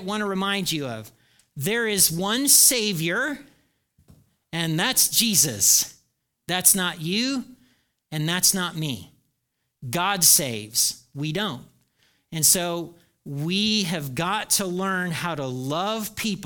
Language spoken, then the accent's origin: English; Indiana, United States; moved away; I grew up in Nowhere, Indiana